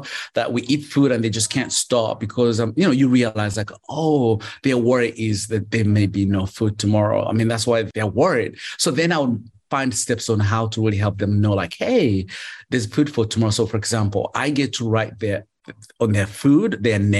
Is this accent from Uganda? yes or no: yes; Uganda; moved away; I grew up in Uganda and I became a street kid